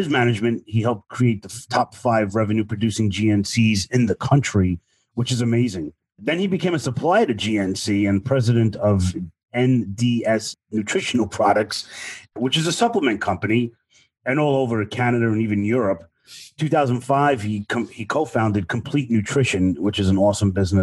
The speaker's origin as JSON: {"language": "English", "town": "New York City", "region": "New York", "country": "United States", "tie": "born or raised there", "said": "way, way far away from Brooklyn, New York, where I grew up"}